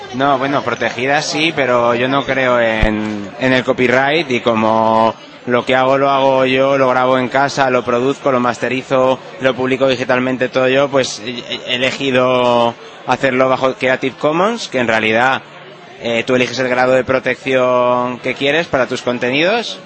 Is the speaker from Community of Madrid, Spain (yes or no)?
yes; Madrid, Community of Madrid, Spain; yo además soy de Madrid y de demasiado de Madrid incluso, porque tengo abuelos de Madrid